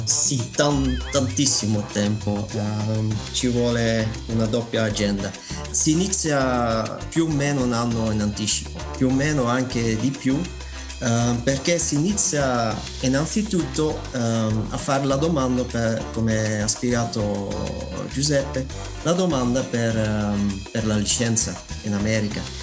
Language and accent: Italian; Belgium; Italian is a second language; moved away as an adult; now in Messina, Italy; sono belga